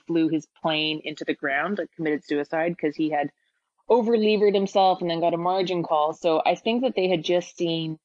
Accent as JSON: {"language": "English", "town": "Toronto", "region": "Ontario", "country": "Canada", "tie": "born or raised there", "said": "born and raised in Toronto"}